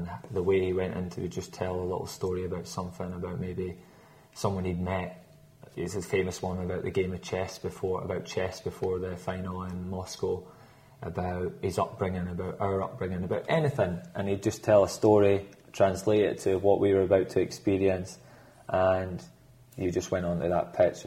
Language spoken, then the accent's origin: English; Scotland, United Kingdom; I'm Scottish